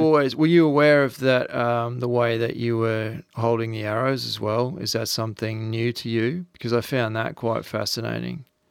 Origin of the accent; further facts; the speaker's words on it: Australia; accent: Australian; also born or lived in Noosa, Queensland; as an Australian, and I used to live at Noosa for ten years